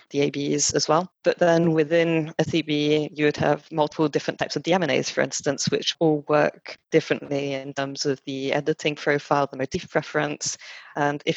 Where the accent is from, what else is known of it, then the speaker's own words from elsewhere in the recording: France; accent: French twinge; moved away as an adult; now in United Kingdom; I was actually born and brought up in France and then came to the UK for university.